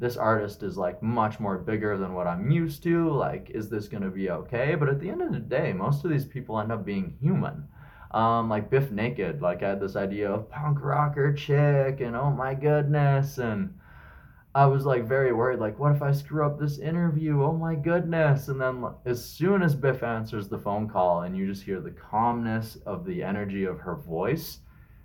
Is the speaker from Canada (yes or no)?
yes; Regina, Saskatchewan, Canada; now in Kamloops, Canada; my hometowns, which are Regina, where I'm originally from, and Kamloops, where I currently live